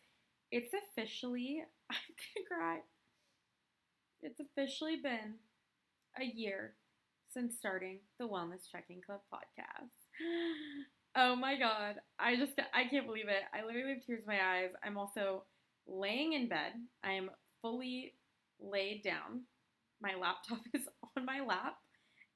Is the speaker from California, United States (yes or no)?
yes; California, United States; moved away as an adult; also born or lived in Portland; I'm from California